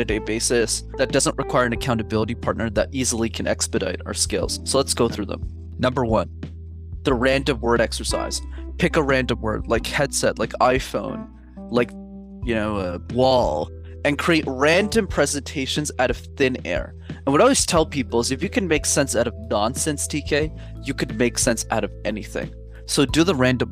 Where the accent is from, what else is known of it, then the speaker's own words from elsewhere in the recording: Montreal, Quebec, Canada; I grew up in Montreal